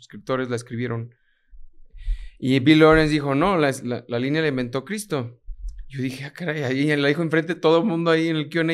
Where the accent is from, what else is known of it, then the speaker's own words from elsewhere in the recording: Mexico; also born or lived in Puerto Rico; me toca trabajar y representar a alguien mexicano, latino